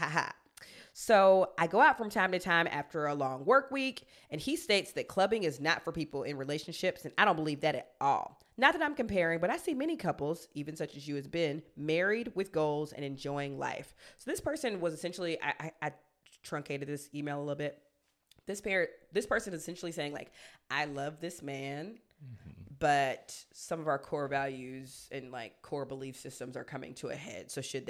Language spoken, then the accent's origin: English; South Africa; I'm South African, and in my family, we practice traditional ceremonies, and we recognize our ancestors